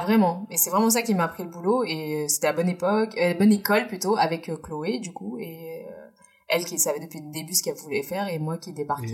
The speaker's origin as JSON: {"language": "French", "country": "France", "tie": "born or raised there", "said": "Je suis née en France, mais je suis indienne"}